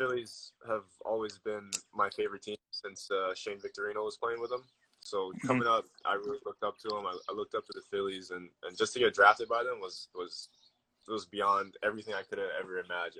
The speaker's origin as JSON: {"language": "English", "town": "Honolulu", "region": "Hawaii", "country": "United States", "also_born_or_lived": "Hilo, Hawaii", "said": "Right now I'm on the Big Island. in Hilo. I'm originally from Oahu, Honolulu. That's the big city."}